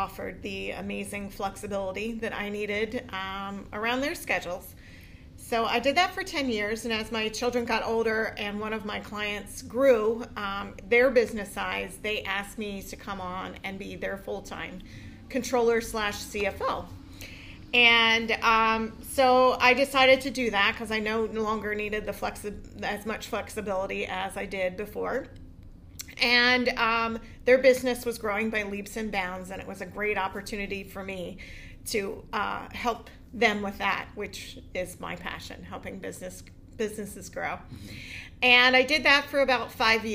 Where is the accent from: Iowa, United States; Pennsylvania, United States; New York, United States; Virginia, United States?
Pennsylvania, United States; Pottstown; also born or lived in Owen J. Roberts area; born and raised in Pottstown